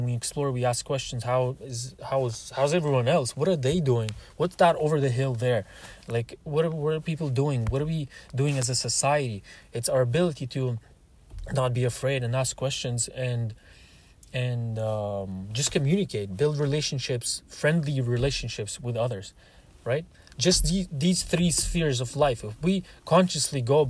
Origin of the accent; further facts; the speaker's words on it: Russia; moved away; also born or lived in Canada; I am Russian